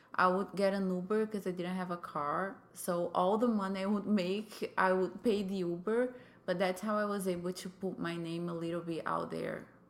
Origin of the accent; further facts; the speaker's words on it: Brazil; English is a second language; moved away as an adult; now in United States; I am from Brazil. I came to the United States four years ago.